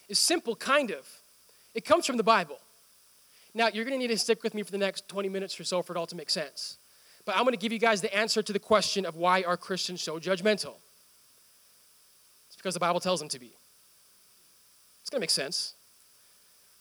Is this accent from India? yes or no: yes; India; moved away; my home country